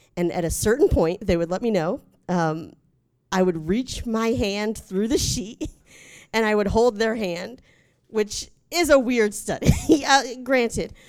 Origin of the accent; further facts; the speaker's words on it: North Carolina, United States; I'm from North Carolina, we have to pick a side when we're born